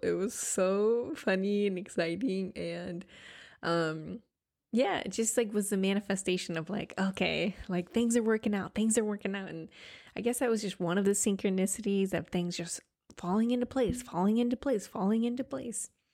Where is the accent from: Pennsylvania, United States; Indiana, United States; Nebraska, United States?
Nebraska, United States; Grand Island; moved away as an adult; also born or lived in California; now in New York City, United States; my hometown in Grand Island, Nebraska